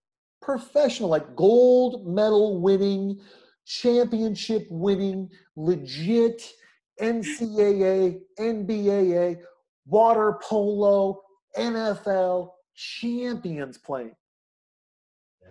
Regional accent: Newport Beach, California, United States; as a young man growing up in Newport Beach

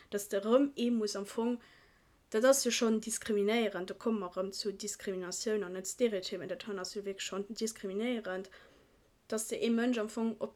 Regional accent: Iran; Ein Kollege von mir, ich bin äh, Iraner, und...

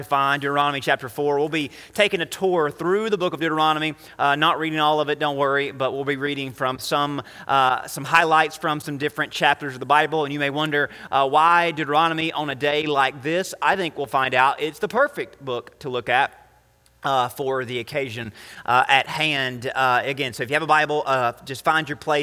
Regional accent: United States; as an American, as someone who's very blessed in America

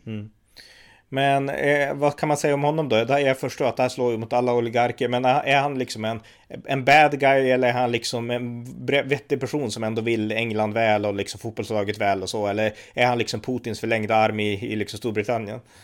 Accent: Västernorrland County, Sweden; Här uppe där vi kommer ifrån, Västernorrland

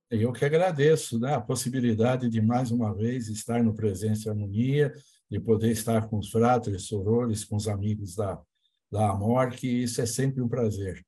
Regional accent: Brazil; como brasileiros

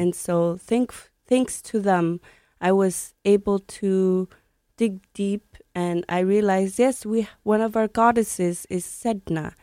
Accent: Sanikiluaq, Nunavut, Canada; I grew up in Sanikiloak. It's a community in the middle of the Hudson Bay, right near Quebec. Not near Nunavut at all

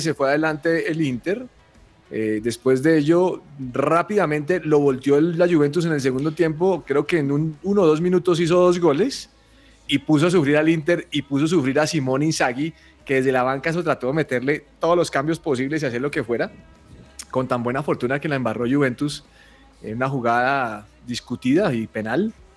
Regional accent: Colombia; yo soy un mal colombiano

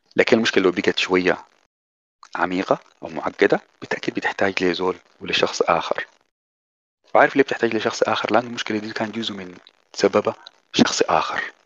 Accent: Sudan; زمان عندنا في السودان

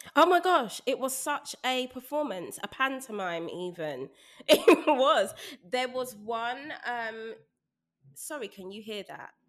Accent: London, United Kingdom; I was raised in Brixton

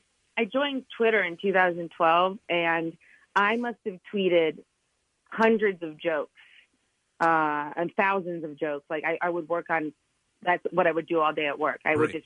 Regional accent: Hershey, Pennsylvania, United States; moved away; because I'm from Hershey

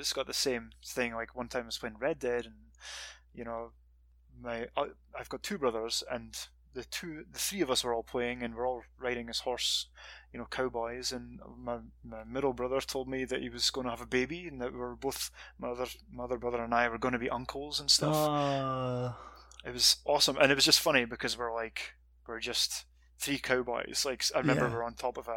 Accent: Scotland, United Kingdom; moved away as an adult; also born or lived in Montreal, Canada; now in California, United States; I'm from Scotland

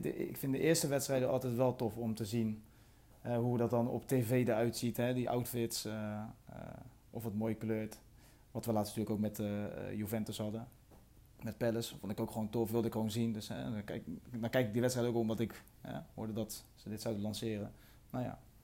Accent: Rotterdam, South Holland, Netherlands; als Rotterdammer zijnde

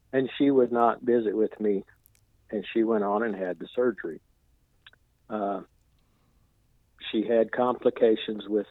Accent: Ozark, Missouri, United States; I'm from Ozark, Missouri, which is just a little north of Branson, Missouri.

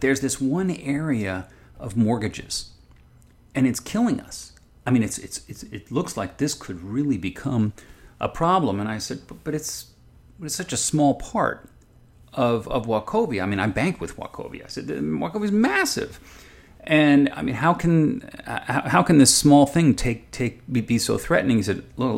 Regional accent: Southern California, United States; I'm from Southern California myself

